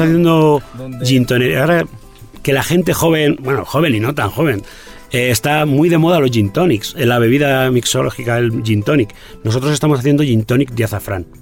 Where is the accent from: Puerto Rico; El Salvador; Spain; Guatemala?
Spain; Castilla-La Mancha; en Castilla-La Mancha, en mi tierra